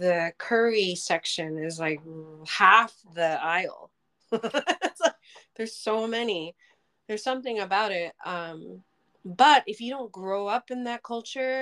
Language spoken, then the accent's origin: English; Japan; moved away; Growing up in Japan, my teen years.